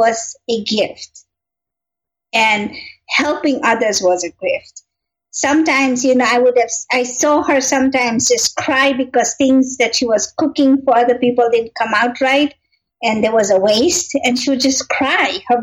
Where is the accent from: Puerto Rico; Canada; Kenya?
Kenya; moved away as an adult; also born or lived in Tanzania; I am originally born and raised in Kenya